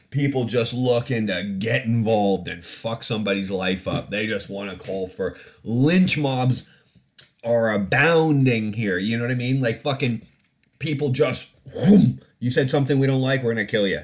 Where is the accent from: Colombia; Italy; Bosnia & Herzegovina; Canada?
Canada; now in United Kingdom; I grew up in Canada